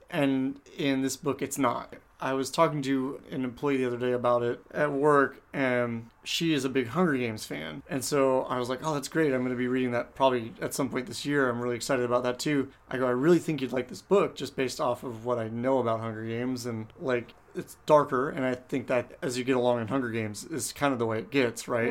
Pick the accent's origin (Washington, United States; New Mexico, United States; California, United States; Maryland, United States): California, United States; San Diego; moved away; Growing up in San Diego